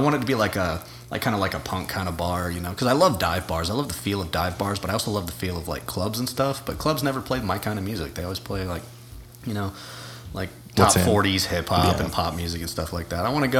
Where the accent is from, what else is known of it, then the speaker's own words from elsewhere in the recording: Utah, United States; I just kind of jumped on that bandwagon because I'm from Utah. Utahns just don't like Californians.